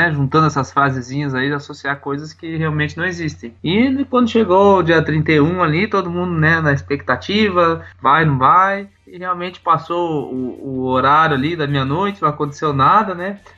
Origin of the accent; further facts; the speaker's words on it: Matelândia, Paraná, Brazil; minha cidade natal, Matelândia. E foi bem interessante.